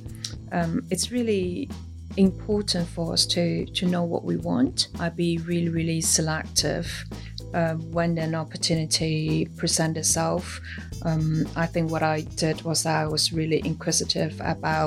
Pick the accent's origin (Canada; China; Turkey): China; moved away as an adult; now in Singapore; I was born and raised in China